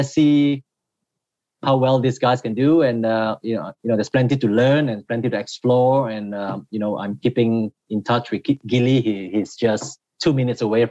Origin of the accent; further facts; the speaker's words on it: Malaysia; now in United States; as a Malaysian